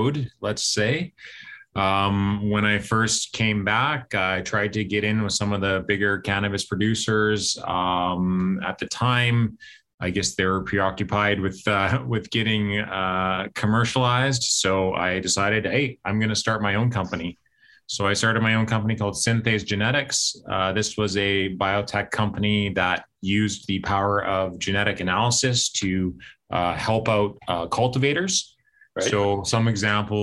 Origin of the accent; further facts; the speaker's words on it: Winnipeg, Manitoba, Canada; BioCision Pharma in Winnipeg here, my hometown